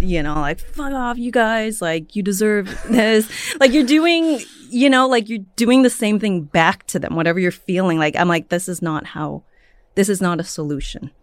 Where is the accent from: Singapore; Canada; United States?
United States; San Francisco, California; now in Los Angeles, United States; I'm from the Bay Area